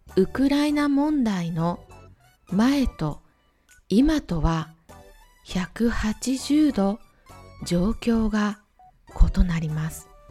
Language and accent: Japanese; Ehime, Japan; now in Czech Republic; 地元愛媛